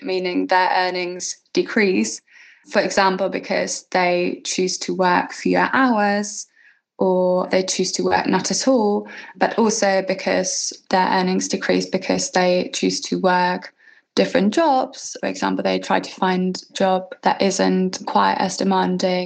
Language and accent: English; Germany; my home country, Germany